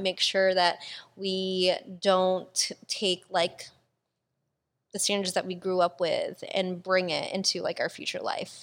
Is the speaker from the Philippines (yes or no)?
yes; Philippines; I'm fucking Filipino.